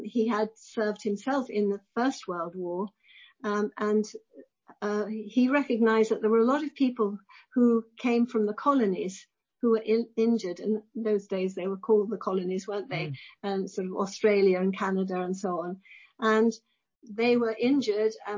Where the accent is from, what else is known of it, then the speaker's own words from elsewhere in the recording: West Kirby, North West England, United Kingdom; I came from a place called West Kirby, which is on the Wirral, very near to Liverpool. So I was a Scouser, really.